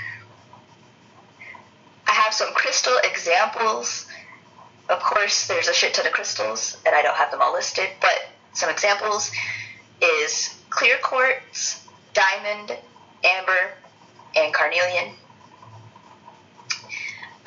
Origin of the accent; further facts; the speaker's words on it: United States; I'm an American